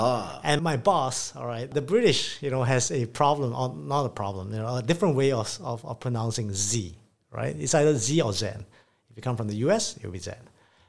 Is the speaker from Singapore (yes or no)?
yes; Singapore; also born or lived in London, United Kingdom; I am Singaporean by birth. I'm born and bred here, actually. Most of my childhood life was here.